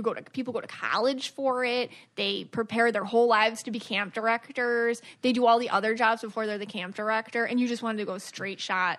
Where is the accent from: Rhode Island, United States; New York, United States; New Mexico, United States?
New York, United States; Buffalo; So I'm from Buffalo.